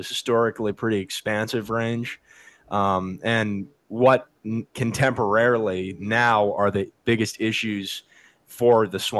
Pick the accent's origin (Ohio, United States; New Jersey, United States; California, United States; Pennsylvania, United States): California, United States; Southern; I'm from Southern California in the United States